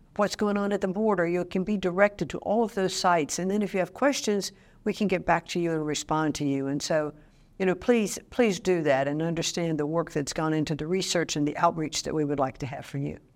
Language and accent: English; Connecticut, United States; my home state of Connecticut